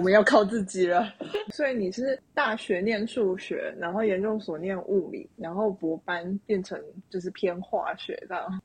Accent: Taichung, Taiwan; 我也是台中人，然后我是念女中

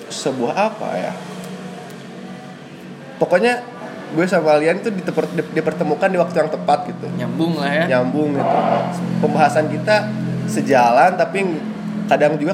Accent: Tasikmalaya, West Java, Indonesia; gue lahir di Tasikmalaya beberapa, beberapa belas tahun yang lalu.

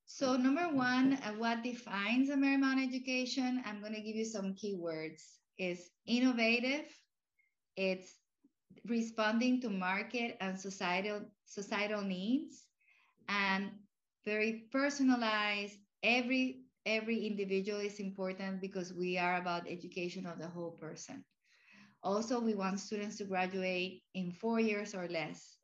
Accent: Puerto Rico; first language Spanish; English is a second language; also born or lived in Cuba / Florida; now in Arlington, United States; I grew up in Puerto Rico where Spanish was my first language.

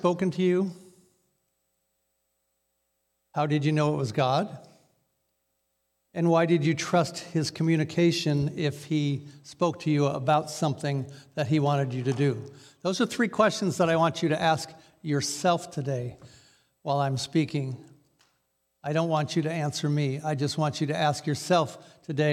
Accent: Newburgh, United States; I'm from Newburgh.

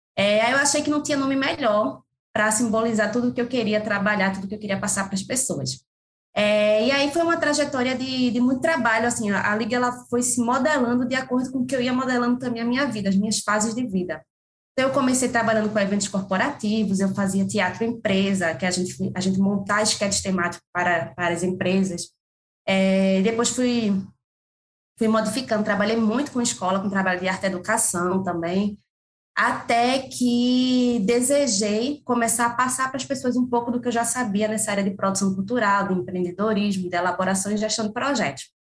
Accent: Pernambuco, Brazil; accent: Nordeste; pelo sotaque eu acho que as pessoas já vêm percebendo que eu venho do Nordeste, mais precisamente de Pernambuco

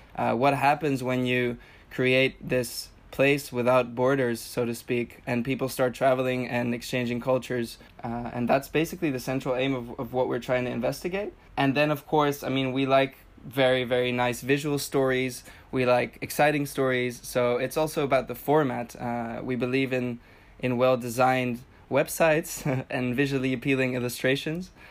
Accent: Tenerife, Canary Islands, Spain; moved away as an adult; also born or lived in Amsterdam; I grew up in Spain, in the Canary Islands in Tenerife

